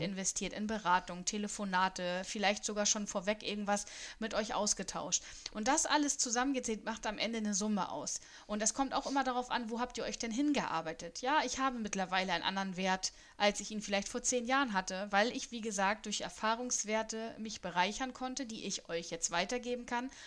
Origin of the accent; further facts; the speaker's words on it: Germany; Ich bin rein deutsch